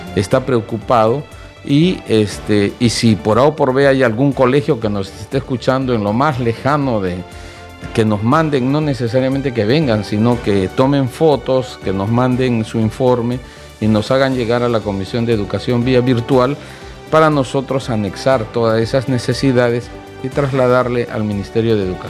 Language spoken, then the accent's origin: Spanish; Arequipa, Peru; yo soy de Arequipa